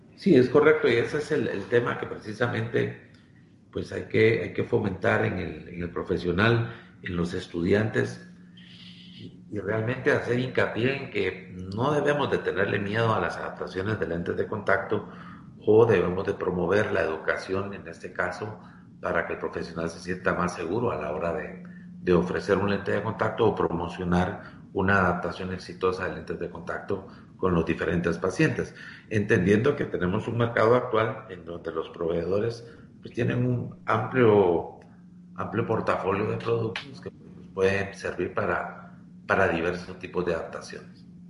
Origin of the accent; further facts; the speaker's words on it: Guatemala; por mi país, Guatemala